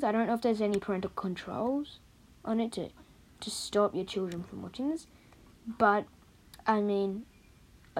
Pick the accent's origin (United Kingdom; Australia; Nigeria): Australia; I'm Australian